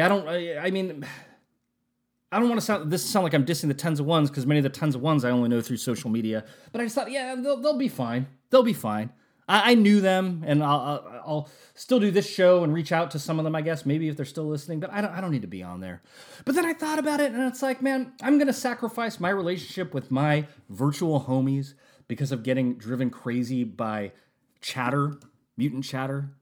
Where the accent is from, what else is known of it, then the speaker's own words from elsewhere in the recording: West Coast of the United States, United States; I'm from the West Coast of the United States